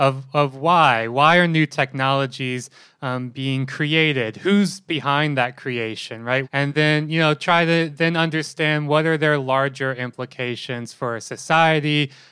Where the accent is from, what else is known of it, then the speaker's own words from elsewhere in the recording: Mississippi, United States; now in Melbourne, Australia; I'm currently living in Melbourne, Australia, but I am from Mississippi in the United States.